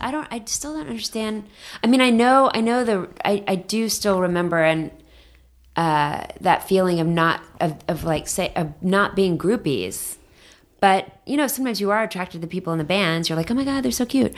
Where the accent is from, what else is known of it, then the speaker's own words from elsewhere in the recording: Dallas, Texas, United States; also born or lived in Bethesda, Maryland / San Francisco / San Diego; now in Los Angeles, United States; growing up in Dallas